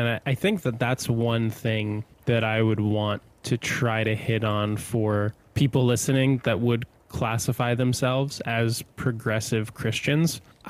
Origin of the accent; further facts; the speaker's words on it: New Jersey, United States; I grew up in New Jersey. It's a super Catholic state.